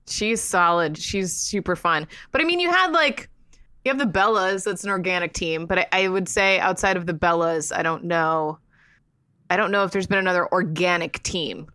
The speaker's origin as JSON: {"language": "English", "town": "Sarasota", "region": "Florida", "country": "United States", "tie": "born or raised there", "also_born_or_lived": "Tampa", "moved": "yes", "said": "I love my hometown. I grew up in Sarasota"}